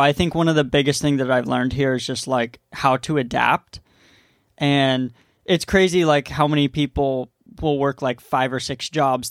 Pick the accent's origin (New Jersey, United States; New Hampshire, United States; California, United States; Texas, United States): California, United States; San Diego; moved away as an adult; now in Maui, United States; We grew up in East County.